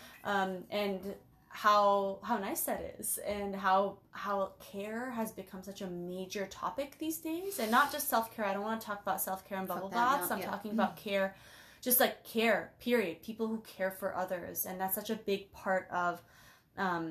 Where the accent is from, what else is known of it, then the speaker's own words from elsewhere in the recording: Toronto, Ontario, Canada; moved away as an adult; also born or lived in Portland; I grew up in Scarborough. Scartown